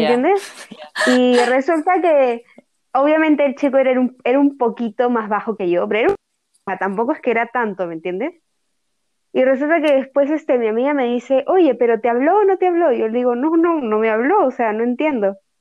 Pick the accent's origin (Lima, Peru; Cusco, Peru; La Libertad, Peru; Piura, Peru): Piura, Peru